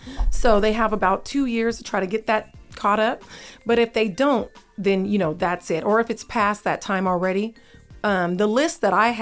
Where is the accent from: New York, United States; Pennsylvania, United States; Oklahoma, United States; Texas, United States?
Texas, United States; also born or lived in Seattle, Washington; And so I'm from Texas. My listeners know, I always tell them, you know, I was born in Seattle, Washington, home of Kenny G. But I was raised in Texas, you know, home of JT.